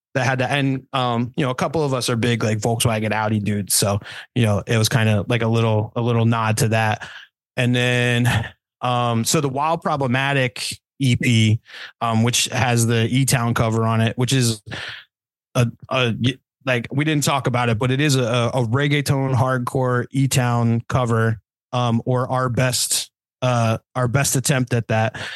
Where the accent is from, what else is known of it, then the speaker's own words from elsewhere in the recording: New Jersey, United States; we're all from Jersey. I'm I'm from a little souther Jersey than the other guys